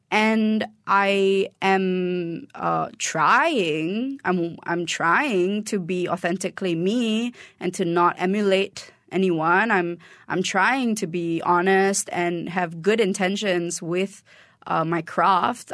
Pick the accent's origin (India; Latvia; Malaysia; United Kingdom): Malaysia; Kuala Lumpur; moved away as an adult; I'm Malaysian